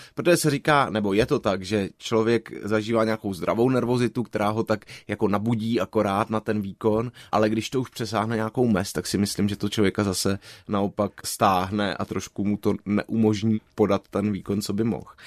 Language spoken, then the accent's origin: Czech; Prague, Czechia; also born or lived in Plzeň / London; jsem Pražák a vlastně jsem nikdy neměl v úmyslu tu Prahu úplně opustit, tak to pro mě byla v tomhle příjemná změna, že jsem se dostal zpátky domů